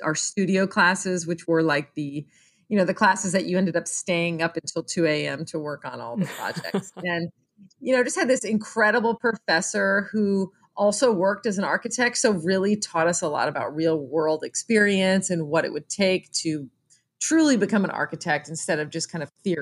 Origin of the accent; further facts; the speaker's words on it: Lake Jackson, Texas, United States; I grew up in Lake Jackson, which is about an hour south of Houston